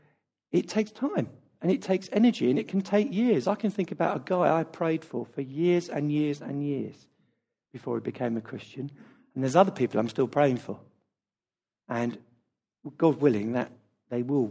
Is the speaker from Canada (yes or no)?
no; United Kingdom; our culture as British people